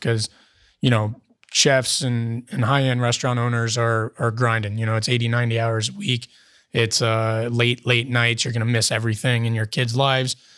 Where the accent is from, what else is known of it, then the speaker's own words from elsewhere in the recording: Cincinnati, Ohio, United States; moved away as an adult; also born or lived in California; now in Columbus, United States; I'm from Cincinnati.